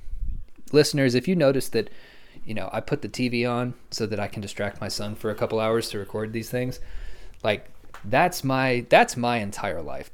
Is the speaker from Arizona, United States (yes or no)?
no; Lawton, Oklahoma, United States; moved away; I'm actually going to move back to my hometown in Lawton, because it's cheaper